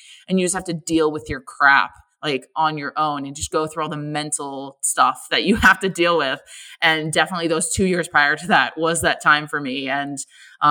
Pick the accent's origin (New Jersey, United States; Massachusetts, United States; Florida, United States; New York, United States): Massachusetts, United States; Boston area; moved away as an adult; now in Philadelphia, United States; I'm originally from Boston. So, I grew up in a little town about 45 minutes outside of the city, and lived there for about 18 years of my life